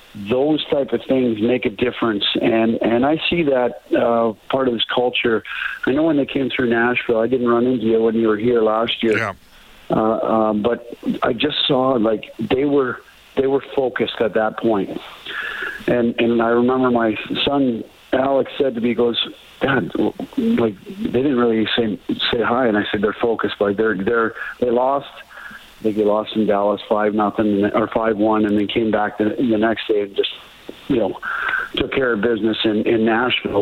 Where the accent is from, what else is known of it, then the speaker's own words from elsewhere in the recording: Banff, Alberta, Canada; growing up in Banff